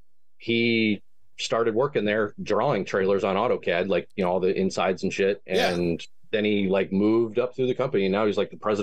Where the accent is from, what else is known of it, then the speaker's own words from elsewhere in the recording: Painesville, Ohio, United States; my hometown up in Ohio, Painesville, Ohio